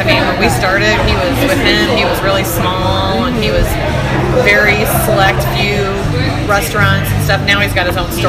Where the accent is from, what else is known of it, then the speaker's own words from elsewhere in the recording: Midwest, United States; I grew up in the Midwest, so they kind of both have a few dishes that are kind of native to the area that I grew up in.